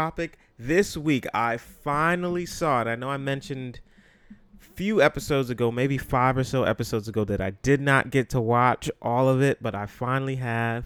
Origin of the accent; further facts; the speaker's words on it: New York City, New York, United States; I'm from the Bronx